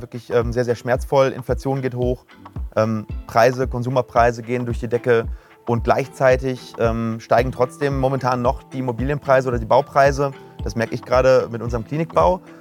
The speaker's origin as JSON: {"language": "German", "area": "Ruhr area", "region": "North Rhine-Westphalia", "country": "Germany", "said": "Wir kommen aus dem Ruhrgebiet"}